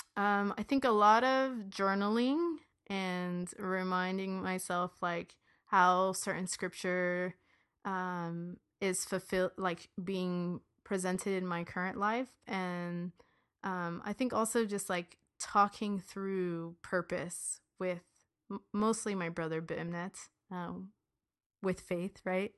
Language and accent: English; United States; I was born here